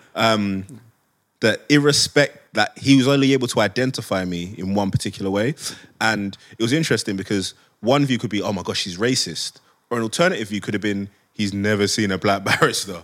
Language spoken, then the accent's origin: English; London, United Kingdom; I grew up in Hackney before it became posh